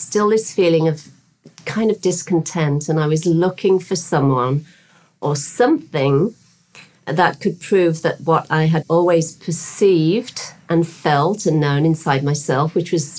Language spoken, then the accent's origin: English; West Midlands, United Kingdom; moved away as an adult; now in Bahamas; Originally from the UK, I was born in the West Midlands, in the kind of the centre of the UK, in a working class town.